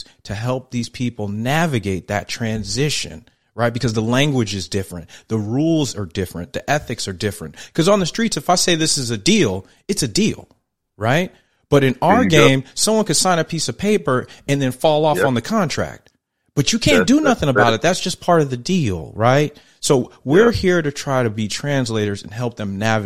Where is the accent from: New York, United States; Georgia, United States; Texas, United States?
New York, United States; I'm a New Yorker